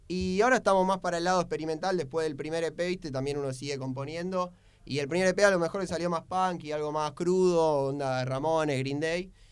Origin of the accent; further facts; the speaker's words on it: Buenos Aires, Argentina; yo soy de Linier Villaluro